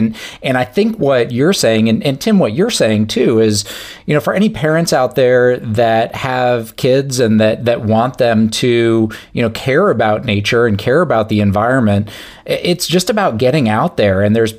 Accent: Michigan, United States; I grew up in Michigan

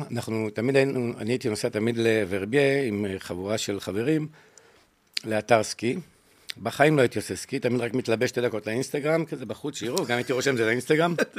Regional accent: Jerusalem, Jerusalem District, Israel; now in Ga'ash, Israel; אני גדלתי בקטמונים

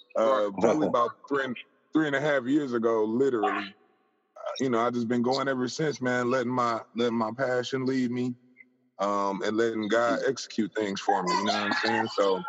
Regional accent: Dayton, Ohio, United States; also born or lived in San Diego, California; I'm a kid from Dayton, Ohio. Well, San Diego, born in San Diego, raised in Dayton, Ohio.

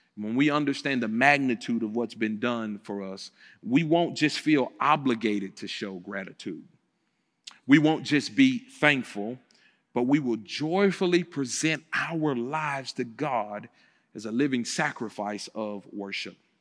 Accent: Memphis, Tennessee, United States; I grew up here in Memphis, Tennessee, so I came back home to Planet Church in the place where I grew up

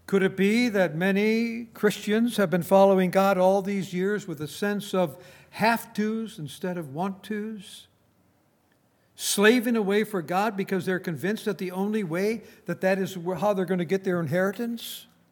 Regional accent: Saint Paul, Minnesota, United States; moved away; I was brought up in Saint Paul, Minnesota

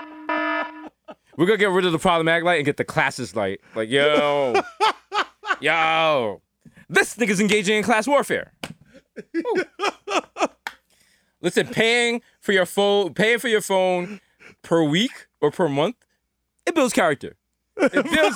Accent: New York, United States; as a New Yorker

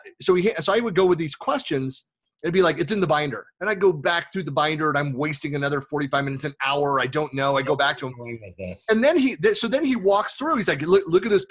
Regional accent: Bay Area, California, United States; moved away as an adult; also born or lived in Oakland / Lake Tahoe; I was born in Oakland, raised in the Bay Area. We left California in 2004

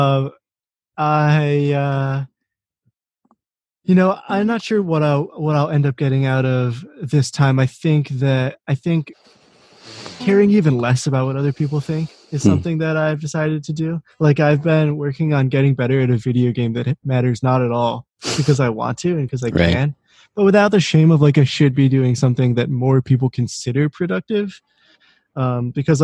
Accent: suburb of Washington, D.C., Maryland, United States; moved away as an adult; also born or lived in Boulder, Colorado; now in Rochester, United States; I'm from Maryland, a suburb of Washington, D.C.

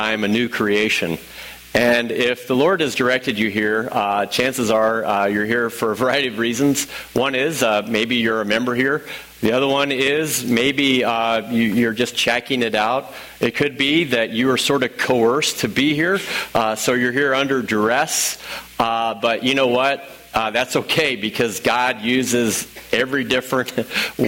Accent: Illinois, United States; also born or lived in St. Louis; I'm from Illinois

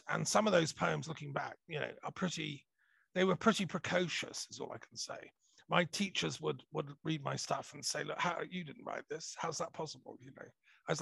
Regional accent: Montreal, Quebec, Canada; I was born in Montreal in Canada. My earliest memories, very fond memories of Montreal.

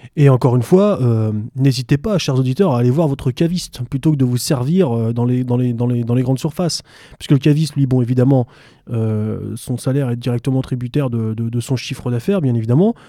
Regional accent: France; nous, en tant que Français

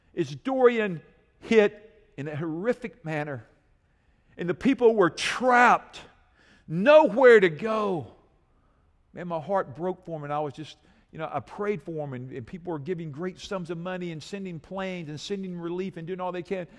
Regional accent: United States; I love being an American citizen.

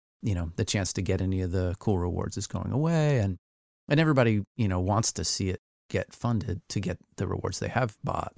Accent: Texas, United States; moved away; a horse pasture that looked very similar to the one that I grew up on down in Texas.

